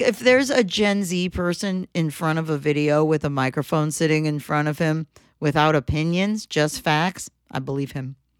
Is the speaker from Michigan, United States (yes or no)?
yes; Michigan, United States; we're from Michigan